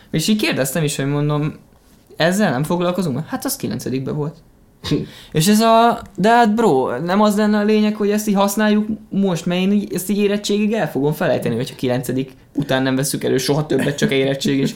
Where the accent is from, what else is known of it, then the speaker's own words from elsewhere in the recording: Hungary; magyar vagyok